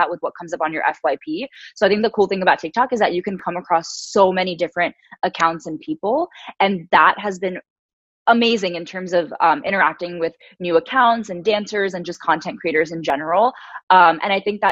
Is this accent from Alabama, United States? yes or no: no; New York, United States; growing up in New York, as I mentioned, it's really diverse